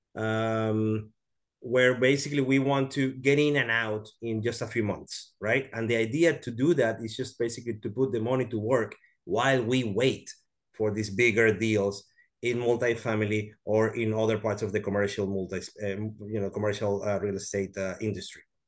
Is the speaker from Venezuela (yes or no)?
yes; Venezuela; now in Houston, United States; I am from Venezuela. I live in Houston, Texas